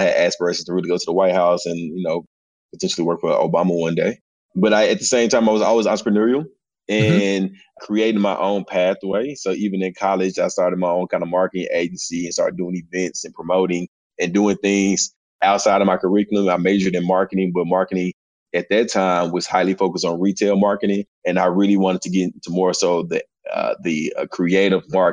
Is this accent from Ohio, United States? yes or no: no; Northwest Arkansas, United States; moved away as an adult; also born or lived in Michigan / Atlanta, Georgia; originally from Arkansas, born and raised in Arkansas. My dad lived in Michigan, though, when he moved, I was like five. And so I spent every other year going between Arkansas and Michigan